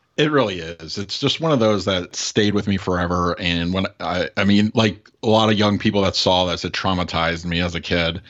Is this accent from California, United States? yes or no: yes; Los Angeles, California, United States; moved away; I'm originally from the Los Angeles area. I grew up out there.